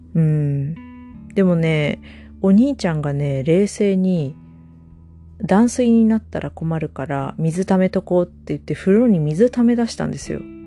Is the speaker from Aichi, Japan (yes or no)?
no; Ishikawa, Japan; 私も石川出身